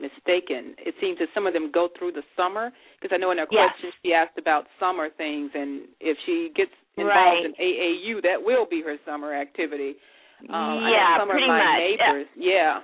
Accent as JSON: {"language": "English", "town": "Memphis", "region": "Tennessee", "country": "United States", "tie": "born or raised there", "moved": "yes", "lives_now": "Dayton, United States", "said": "Memphis, my hometown"}